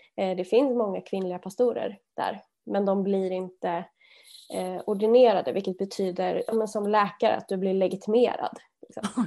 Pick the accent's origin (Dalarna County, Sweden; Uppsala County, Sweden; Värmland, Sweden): Värmland, Sweden; Arvika; jag växte upp i Värmland, Arvika, eh, en liten stad